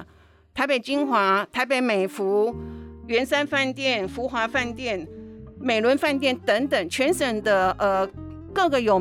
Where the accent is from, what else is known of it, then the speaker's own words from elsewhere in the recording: Taiwan; 其实各位都知道，我们台湾人出国旅游，每一年大概有将近四百多万的人选择去日本。日本的食衣住行都对于我们台湾长期以来有历史情感的交流